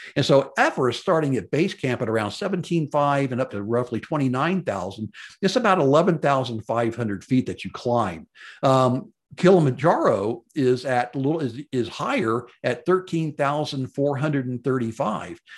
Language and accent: English; Memphis, Tennessee, United States; growing up in Memphis, Tennessee, and going to Memphis, uh, public schools back in the sixties